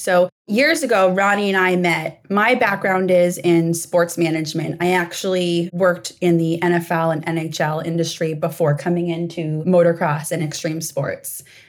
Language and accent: English; Maine, United States; And I say long trip because we're coming from Maine.